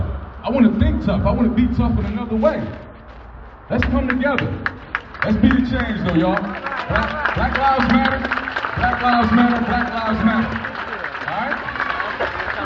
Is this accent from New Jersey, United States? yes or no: yes; Trenton, New Jersey, United States; grew up in Trenton all my life.